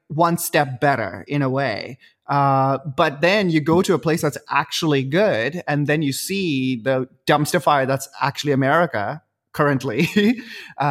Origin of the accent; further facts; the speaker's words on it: Dubai, United Arab Emirates; moved away; I was born and brought up in Dubai